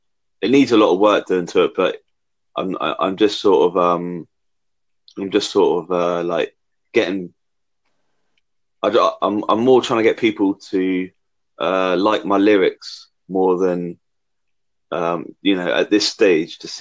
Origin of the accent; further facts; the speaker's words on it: England, United Kingdom; I'm from England